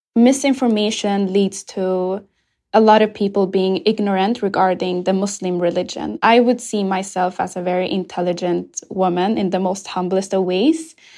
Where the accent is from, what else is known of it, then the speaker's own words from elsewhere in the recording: Sweden; also born or lived in Ethiopia; when I first came to Sweden, I was seven years old when I came from Ethiopia